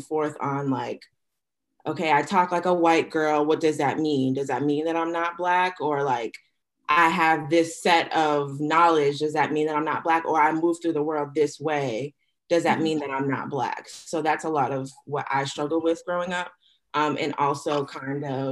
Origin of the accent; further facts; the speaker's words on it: Boston, Massachusetts, United States; moved away as an adult; also born or lived in North Carolina; growing up in Boston, there's such a heavy presence of all kinds of cultures